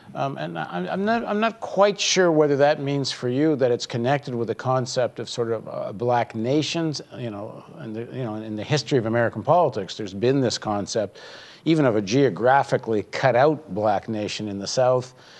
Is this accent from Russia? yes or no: no; Canada; as a Canadian